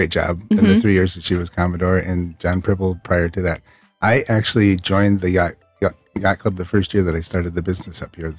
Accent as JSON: {"language": "English", "town": "Burlington", "region": "Iowa", "country": "United States", "tie": "born or raised there", "said": "I was born and raised in Southeast Iowa. A city called Burlington, which is on the river."}